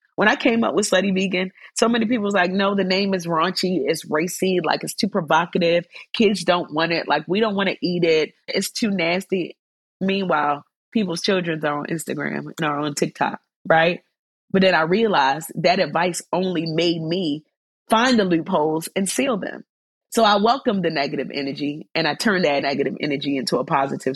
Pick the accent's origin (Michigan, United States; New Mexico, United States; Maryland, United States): Maryland, United States; Baltimore; Baltimore, my hometown